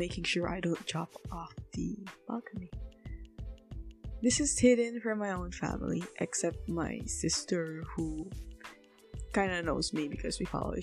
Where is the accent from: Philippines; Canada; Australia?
Philippines; as a Filipino who claims herself to be an activist